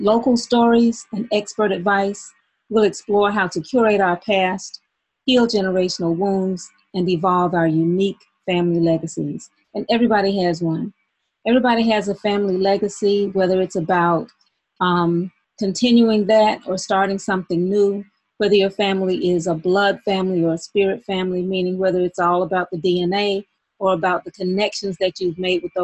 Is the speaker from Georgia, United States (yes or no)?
yes; Albany, Georgia, United States; moved away as an adult; also born or lived in Atlanta / Philadelphia; now in Albany, United States; from Albany, Georgia, my hometown.